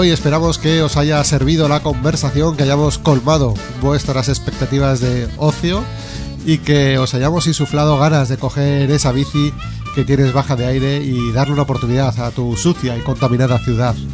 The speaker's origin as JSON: {"language": "Spanish", "town": "Pedro Muñoz", "region": "Castilla-La Mancha", "country": "Spain", "tie": "born or raised there", "said": "en mi pueblo, en Pedro Muñoz, lo hacen con los camiones."}